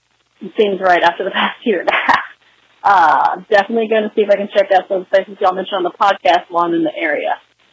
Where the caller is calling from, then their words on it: Texas, United States; in Texas. I'm not from New Jersey.